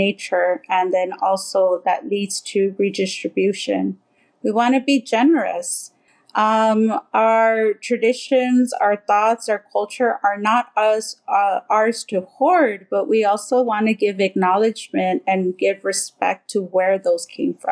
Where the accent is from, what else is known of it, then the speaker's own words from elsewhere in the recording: Southern California, United States; I grew up here in Southern California